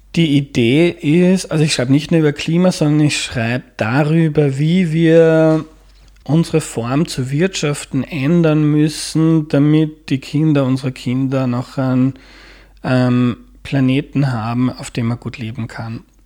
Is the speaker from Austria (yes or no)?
yes; Mostviertel, Lower Austria, Austria; moved away as an adult; now in Vienna, Austria; Aus Niederösterreich, aus dem Mostviertel